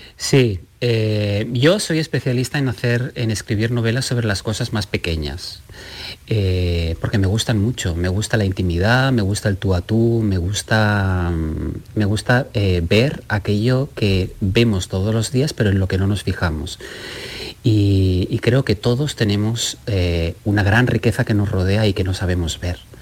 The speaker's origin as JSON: {"language": "Spanish", "region": "Catalonia", "country": "Spain", "said": "siendo catalán"}